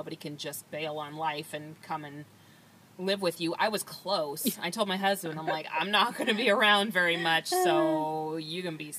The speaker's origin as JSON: {"language": "English", "country": "United States", "said": "oh, I'm American, and my culture says I have to say, oh, no, everything's fine"}